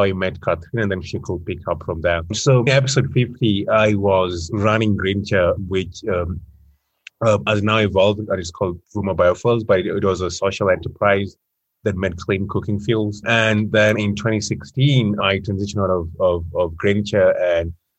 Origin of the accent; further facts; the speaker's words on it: Kenya; moved away as an adult; my home country of Kenya